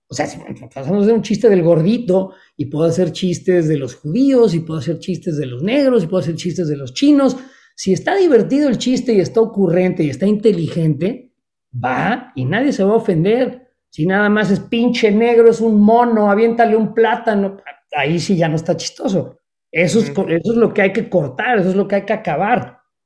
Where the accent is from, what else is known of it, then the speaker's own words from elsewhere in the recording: Mexico; now in Chicago, United States; soy tan mexicano como los mexicanos que siguen en México tengo un pasaporte mexicano y soy mexicano y amo a México